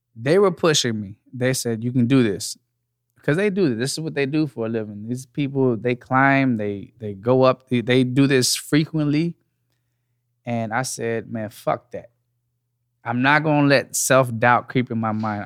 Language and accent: English; Dallas, Texas, United States; I'm from Texas. I'm from Dallas, Texas, born and raised